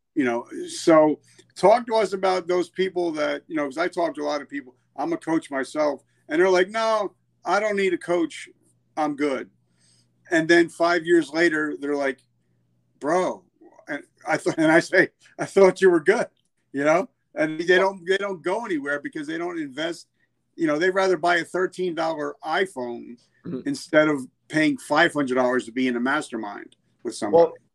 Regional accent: New Jersey, United States; I'm from New Jersey

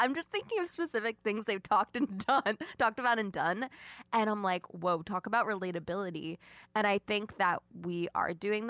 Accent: Birmingham, Alabama, United States; also born or lived in Selma; I'm from Birmingham, Alabama, and spent a lot of my childhood in Selma.

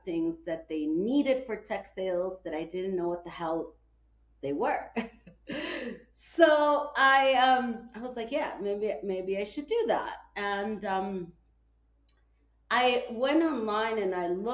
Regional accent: Guatemala; moved away; also born or lived in Chicago, United States; I was born in Guatemala, but then I moved to the United States and I lived 30 years

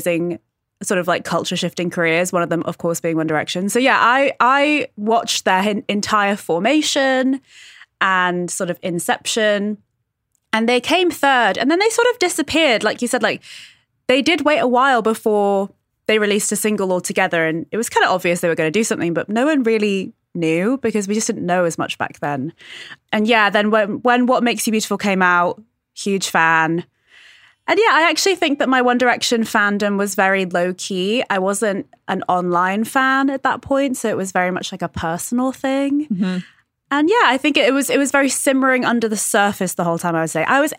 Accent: United Kingdom; So I'm British.

